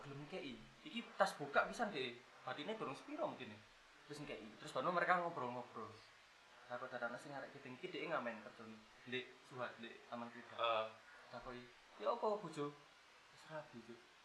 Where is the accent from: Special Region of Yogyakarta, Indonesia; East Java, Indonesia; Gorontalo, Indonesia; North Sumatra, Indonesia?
East Java, Indonesia; Malang; kita juga asli Malang